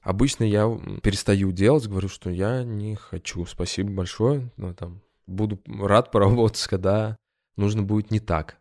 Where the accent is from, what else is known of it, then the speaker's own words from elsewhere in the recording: Ulyanovsk, Ulyanovsk Oblast, Russia; moved away as an adult; now in Moscow, Russia; Я из Ульяновска, и я переехал в Москву достаточно поздно, в двадцать четыре года